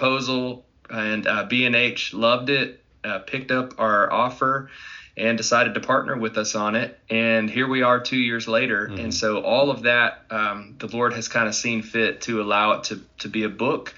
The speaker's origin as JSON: {"language": "English", "region": "Arkansas", "country": "United States", "tie": "born or raised there", "moved": "as an adult", "lives_now": "Dallas, United States", "said": "I'm originally from Arkansas and been there my whole life. I now reside in Dallas, Texas."}